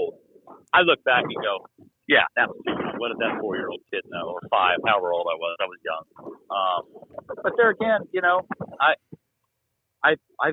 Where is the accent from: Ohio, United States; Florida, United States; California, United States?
Florida, United States; I'm from Florida